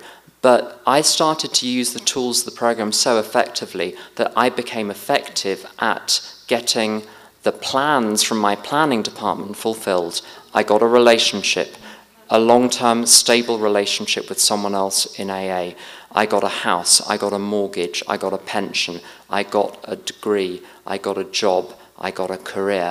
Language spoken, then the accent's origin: English; United Kingdom